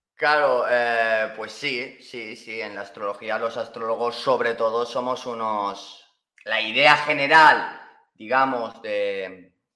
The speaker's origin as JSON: {"language": "Spanish", "region": "Valencian Community", "country": "Spain", "said": "yo hablo español, pues valenciano porque soy de Valencia"}